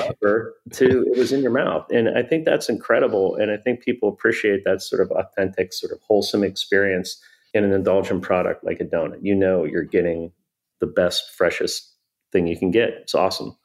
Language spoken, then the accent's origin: English; Pittsburgh, Pennsylvania, United States; I grew up in Pittsburgh